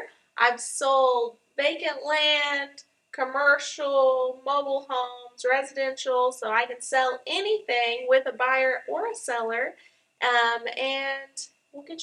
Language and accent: English; Tahlequah, Oklahoma, United States; I was born here, and I went to Keys High School, so kind of, I always say Tahlequah, though, right outside the area.